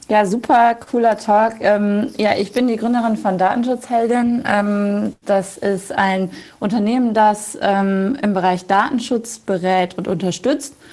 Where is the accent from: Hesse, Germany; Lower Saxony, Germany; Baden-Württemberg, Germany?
Lower Saxony, Germany; Ähm, ich komme aus dem Emsland. Das ist äh, südliches Niedersachsen.